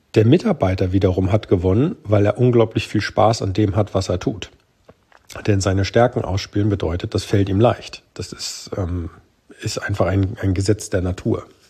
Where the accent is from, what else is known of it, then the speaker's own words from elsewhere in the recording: Germany; bei uns in Deutschland